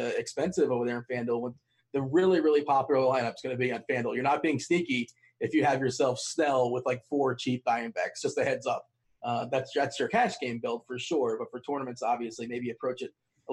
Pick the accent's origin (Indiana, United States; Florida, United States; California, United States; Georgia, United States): Florida, United States; South; in Florida, I grew up in South Florida